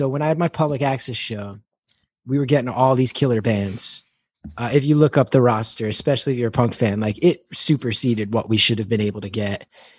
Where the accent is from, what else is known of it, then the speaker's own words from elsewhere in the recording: New Jersey, United States; And it's just about my massive amount of love for my home state.